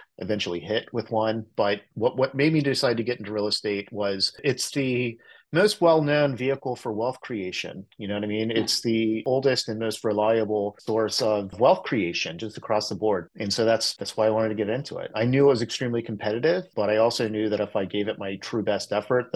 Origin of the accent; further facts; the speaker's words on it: Cincinnati, Ohio, United States; moved away as an adult; now in San Francisco Bay Area, United States; I grew up in the Cincinnati area